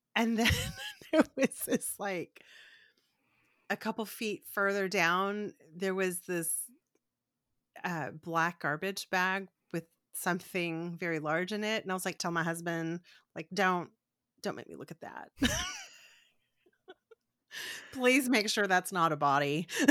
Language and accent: English; Corpus Christi, Texas, United States; Farrah Fawcett's from my hometown